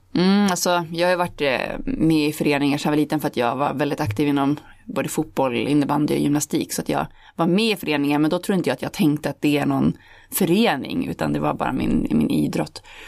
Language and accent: Swedish; Holmsund, Västerbotten County, Sweden; när jag växte upp, alltså i Homsund där jag kom ifrån